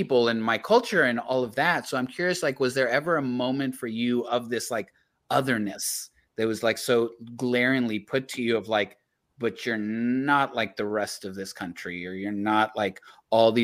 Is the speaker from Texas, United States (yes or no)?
yes; Laredo, Texas, United States; also born or lived in Austin; I grew up in Laredo, Texas